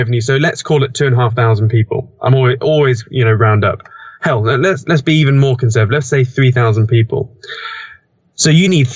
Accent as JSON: {"language": "English", "country": "United Kingdom", "said": "I'm British"}